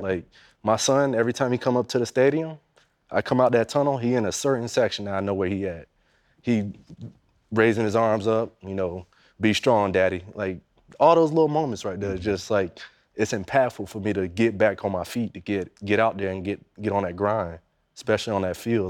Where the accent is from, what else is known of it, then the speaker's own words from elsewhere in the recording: Daytona Beach, Florida, United States; I was growing up in Daytona, you know, that's two hours away from Jacksonville